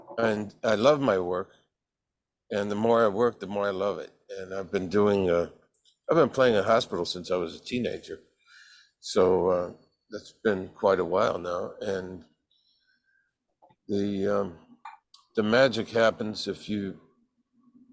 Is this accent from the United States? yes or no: yes; San Francisco Bay Area, California, United States; growing up in the San Francisco Bay Area